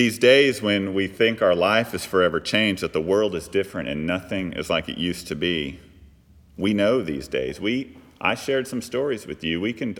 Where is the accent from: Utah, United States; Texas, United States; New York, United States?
Texas, United States; Fort Worth; I grew up in just outside of Fort Worth, Texas, if any of y'all are familiar with Texas. It's the northern part. Fort Worth is the good side of Dallas. But actually, I grew up in unincorporated Tarrant County.